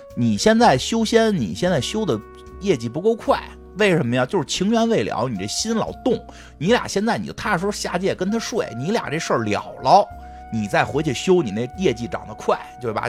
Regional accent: China; 我们中国人

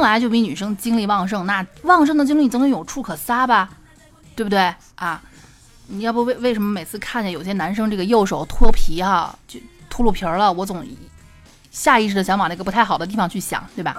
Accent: Xi'an, Shaanxi, China; accent: Xi'an dialect; 我们西安话

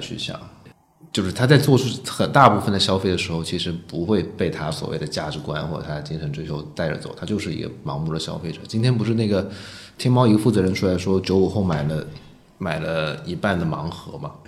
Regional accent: Guangzhou, Guangdong, China; now in Beijing, China; 我是一线城市长大成长的嘛，我是广州广州现在已经不算了。不好意思，我成长的时候大概是一线城市，所以我在一线城市成长。对，二十年前的一线城市

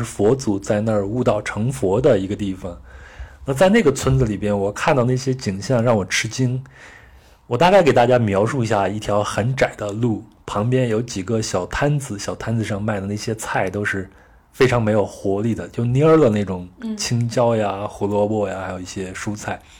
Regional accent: China; 这在中国的农村都已经很少见了。你像我，我出生在七十年代末，那我小时候就是在农村生活和长大的。

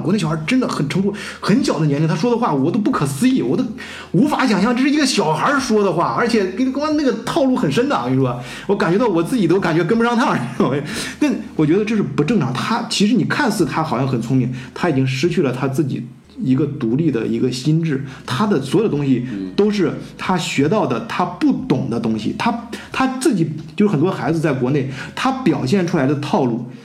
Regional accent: China; moved away as an adult; now in Germany; 我们中国人

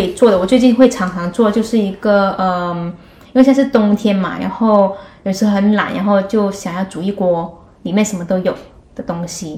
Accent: Guangdong, China; moved away as an adult; also born or lived in Hong Kong; now in Netherlands; 作为一个广东人

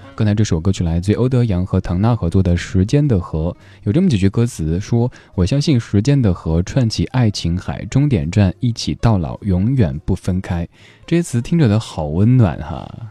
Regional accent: Chengdu, Sichuan, China; 我老家成都

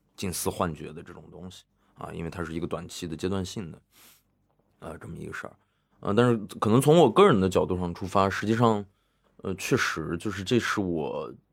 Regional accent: Xining, Qinghai, China; moved away; First这个电影节每年在西宁办嘛，然后我因为又是在那个地方从小长大的 所以有一些故乡情节，还有一些故土情节

